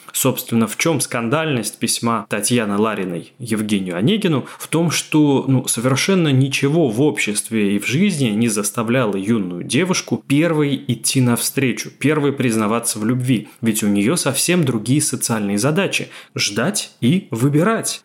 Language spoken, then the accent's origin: Russian; Russia; я, человек из России